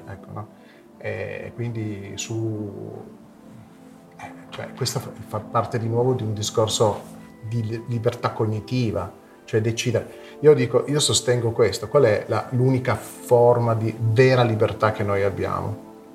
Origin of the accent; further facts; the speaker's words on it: Fossano, Piedmont, Italy; siamo di Fossano